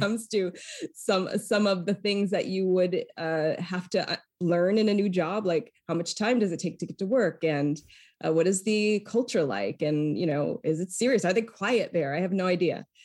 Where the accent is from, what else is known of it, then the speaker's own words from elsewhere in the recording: Lewiston, Maine, United States; now in San Francisco, United States; I hail from the state of Maine and that I was born and raised in what we call South Central Maine